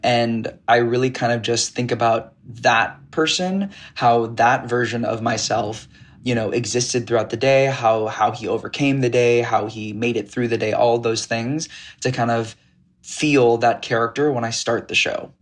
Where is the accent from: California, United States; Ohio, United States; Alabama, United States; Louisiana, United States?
California, United States; Piedmont; I grew up in the Bay Area in California in a suburb in Piedmont, California